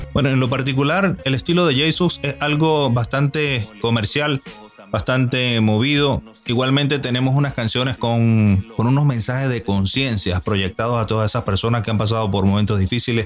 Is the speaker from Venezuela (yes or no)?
yes; Venezuela; now in Madrid, Spain; Actualmente me encuentro en la ciudad de Madrid, España y soy oriundo de Venezuela